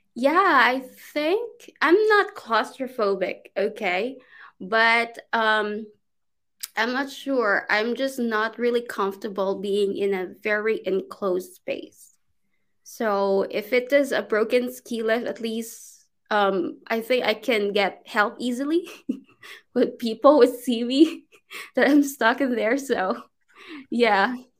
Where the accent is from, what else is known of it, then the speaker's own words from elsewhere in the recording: Philippines; English is a second language; moved away as an adult; also born or lived in China; now in Turkey; I'm from the Philippines originally, but I'm currently here in Turkey.